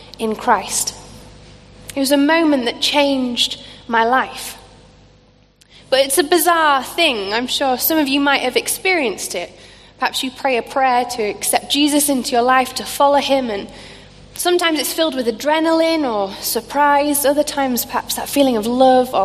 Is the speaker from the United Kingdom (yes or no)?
yes; Scunthorpe, Yorkshire and the Humber, United Kingdom; a small church in the town called Scunthorpe, which is where I grew up in Lincolnshire